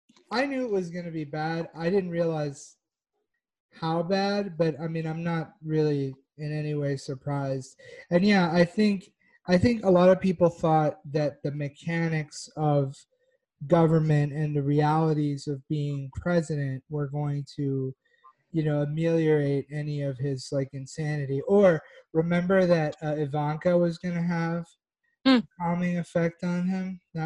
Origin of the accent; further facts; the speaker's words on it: the South, United States; growing up in the South, you know, they always talked about the Civil War was about states' rights.